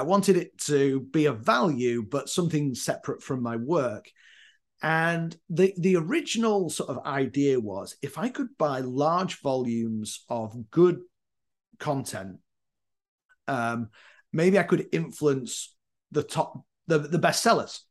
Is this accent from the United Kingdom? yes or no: yes; Leeds, Yorkshire and the Humber, United Kingdom; moved away as an adult; also born or lived in Northern Ireland / Leyland, Lancashire / Durham; now in Chicago, United States; I'm from Yorkshire, a place called Leeds